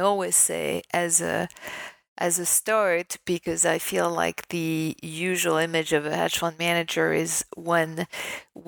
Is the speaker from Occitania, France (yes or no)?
no; Paris, Île-de-France, France; moved away as an adult; also born or lived in New York; I was born raised in Paris, in France